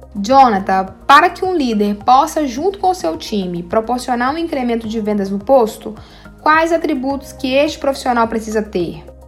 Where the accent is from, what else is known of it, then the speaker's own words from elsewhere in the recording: Minas Gerais, Brazil; Eu sou de Minas